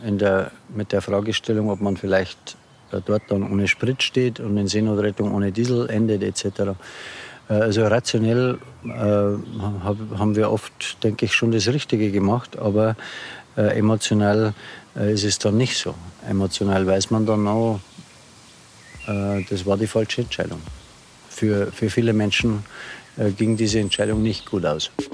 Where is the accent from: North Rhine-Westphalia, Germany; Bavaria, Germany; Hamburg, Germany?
Bavaria, Germany; Lower; now in Regensburg, Germany; geboren hier in der Nähe am Land in Niederbayern. Seit äh, etwa 15 Jahren Wahlregensburger